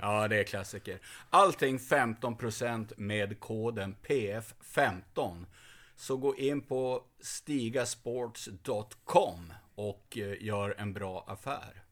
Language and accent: Swedish; Skåne, Sweden; Lite patriotisk eh, skåning